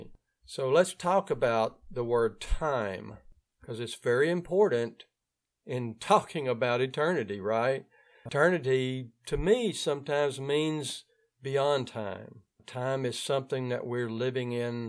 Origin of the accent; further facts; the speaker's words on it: Ouachita Parish, North Louisiana, United States; accent: Louisiana; If you're hearing my accent, it means that I'm coming from the area of North Louisiana called Ouachita Parish.